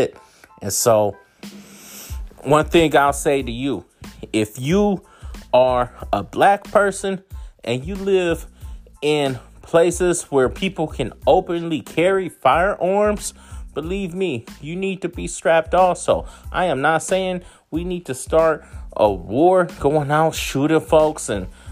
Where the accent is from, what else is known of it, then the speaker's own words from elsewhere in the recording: Oakland, California, United States; moved away; also born or lived in Hayward, California / Florida panhandle / Mississippi / North Florida; I grew up in Oakland. I grew up in Hayward.